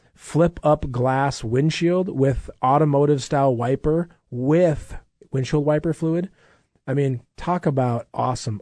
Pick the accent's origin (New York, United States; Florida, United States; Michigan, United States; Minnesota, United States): Minnesota, United States; I grew up in Minnesota